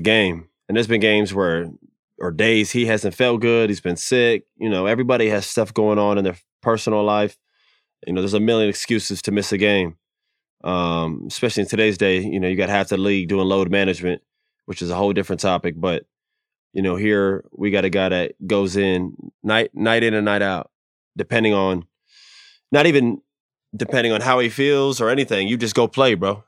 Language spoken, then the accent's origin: English; Florida, United States; growing up in Florida